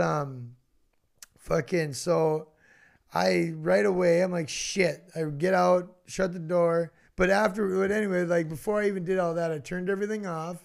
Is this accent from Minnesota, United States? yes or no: yes; Roseau, Minnesota, United States; I grew up in Roseau